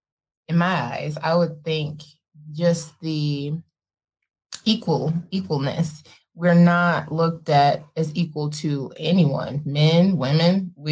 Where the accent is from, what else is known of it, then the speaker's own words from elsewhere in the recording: Detroit, Michigan, United States; moved away as an adult; also born or lived in Tennessee; now in Washington, United States; born and raised Detroit, Michigan. Had a little bit of a South Tennessee upbringing too. So dual upbringing.